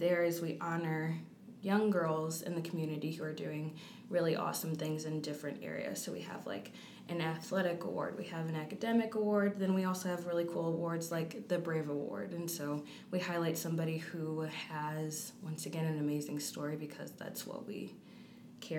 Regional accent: Rock Island, Illinois, United States; moved away as an adult; also born or lived in Iowa; I grew up in Rock Island

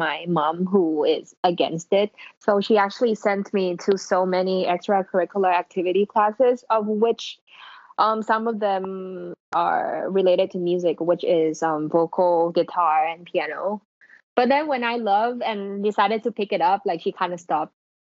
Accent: Bangkok, Thailand; I'm born and raised in Bangkok

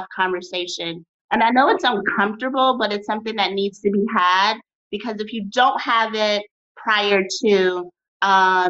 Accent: Chicago, Illinois, United States; moved away as an adult; now in Austin, United States; So my hometown is Chicago, but I'm currently in Austin, Texas, which I truly love. I moved here almost 3 years ago

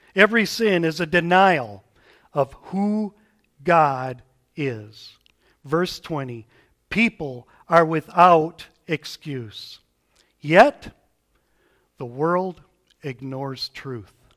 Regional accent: United States; As American Westerners

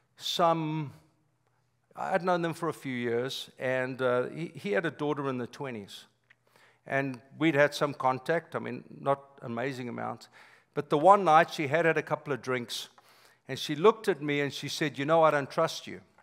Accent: South Africa; moved away as an adult; now in United States; I'm South African by birth, been here 25 years

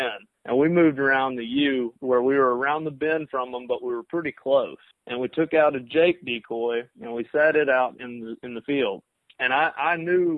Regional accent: Brownsville, Tennessee, United States; moved away as an adult; now in Birmingham, United States; I'm from Brownsville, Tennessee. It's a small town in West Tennessee

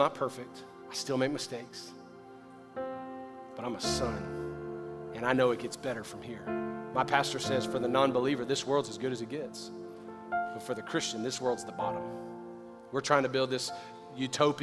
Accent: the South, United States; I grew up in the South where I prayed for forgiveness every night

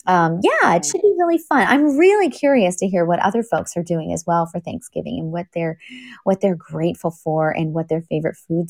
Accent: Canada; also born or lived in England; now in United States; being a Canadian

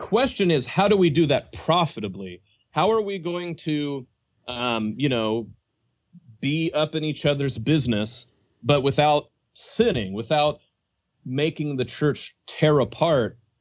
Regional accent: Oklahoma, United States; I grew up Southern Baptist in Oklahoma

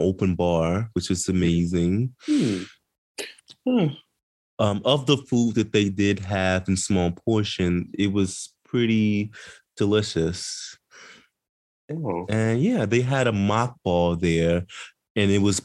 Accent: Midwest, United States; I'm from the Midwest

